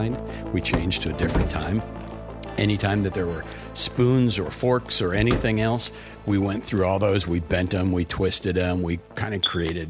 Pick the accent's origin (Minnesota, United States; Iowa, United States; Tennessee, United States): Iowa, United States; Cedar Rapids